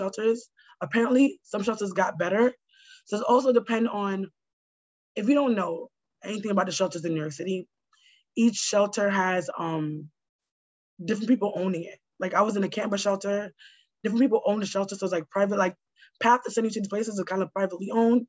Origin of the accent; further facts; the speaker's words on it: Jamaica; I'm Jamaican. We eat a lot of, you know, stuff, spices.